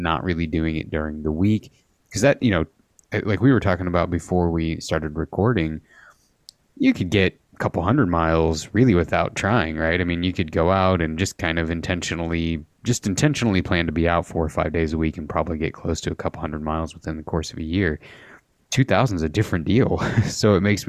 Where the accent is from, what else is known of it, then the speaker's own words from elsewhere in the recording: Midwest, United States; growing up in the Midwest